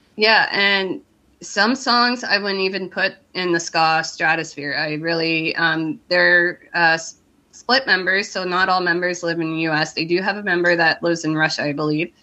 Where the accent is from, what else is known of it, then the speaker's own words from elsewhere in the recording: Canada; I'm from Canada